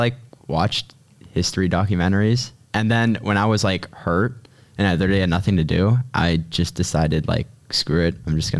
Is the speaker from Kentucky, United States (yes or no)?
no; Pittsburgh, Pennsylvania, United States; I came from Taylor Alderdice and I am from Squirrel Hill. Well, actually more like Point Breeze, but I spent all 4 years at Taylor Alderdice